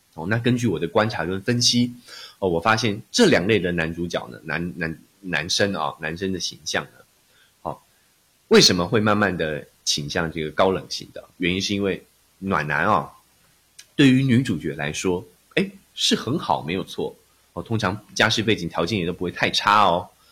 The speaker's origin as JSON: {"language": "Chinese", "country": "Taiwan", "said": "我来自台湾，哦，之前都是从事声音， 哦，分析的工作， 哦，以及教学"}